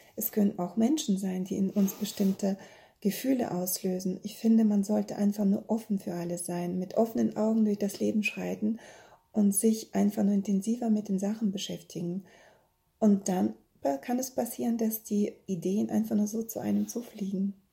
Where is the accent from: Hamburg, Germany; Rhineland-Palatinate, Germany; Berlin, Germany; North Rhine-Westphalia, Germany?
North Rhine-Westphalia, Germany; Bielefeld; ich komme aus Bielefeld und ich habe drei Kinder